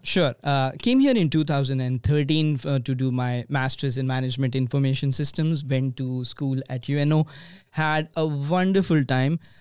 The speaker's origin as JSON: {"language": "English", "town": "Mumbai", "region": "Maharashtra", "country": "India", "tie": "born or raised there", "also_born_or_lived": "Omaha, Nebraska", "moved": "as an adult", "lives_now": "Bay Area, California, United States", "said": "Born and raised in India, obviously, in a city which has more than twenty million people faster than New York. It's called Mumbai"}